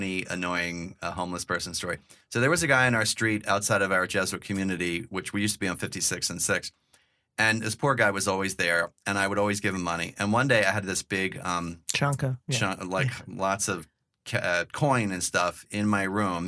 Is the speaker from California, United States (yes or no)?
no; Plymouth Meeting, Pennsylvania, United States; moved away; also born or lived in New York / Stamford, Connecticut; we grew up in Plymouth Meeting, which is a suburb outside of Philly.